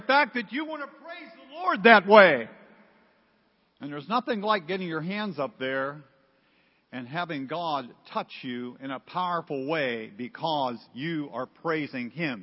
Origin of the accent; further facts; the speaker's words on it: Pittsburgh, Pennsylvania, United States; I'm from Pittsburgh